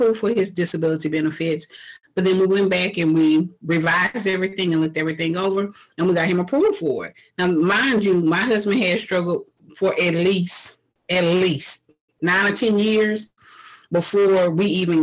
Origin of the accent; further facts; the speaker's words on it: Houston, Texas, United States; I was born and raised in Houston, Texas.